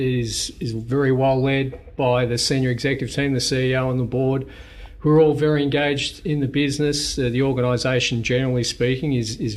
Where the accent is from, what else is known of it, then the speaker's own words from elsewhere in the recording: Melbourne, Victoria, Australia; moved away as an adult; also born or lived in United States; now in Queensland, Australia; I was born in West Melbourne, essentially born and bred, other than some years in the US and also now in Queensland